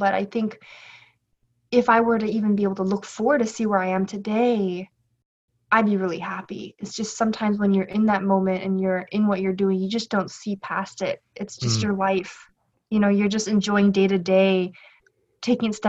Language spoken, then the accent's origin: English; Los Angeles, California, United States; also born or lived in Shanghai; I was born and raised in Los Angeles, California